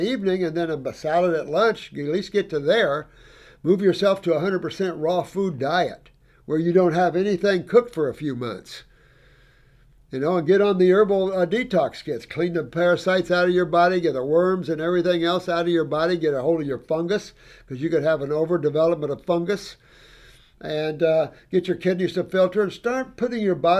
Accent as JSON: {"language": "English", "region": "Indiana", "country": "United States", "said": "I'm from Indiana"}